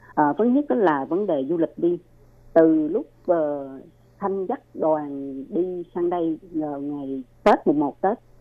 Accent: Ho Chi Minh City, Vietnam; moved away as an adult; now in Taiwan; là người thành phố Hồ Chí Minh

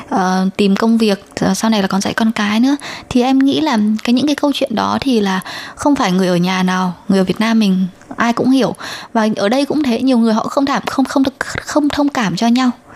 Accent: Vietnam; moved away as an adult; now in Taiwan; em không phải người Trung Quốc là người Việt Nam

